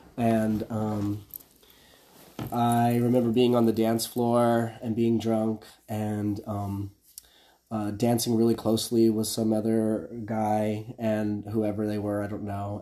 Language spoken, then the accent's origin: English; Midland, Texas, United States; moved away as an adult; also born or lived in Lubbock, Texas; now in Los Angeles, United States; I'm from Midland, Texas. It's okay. a small city in West Texas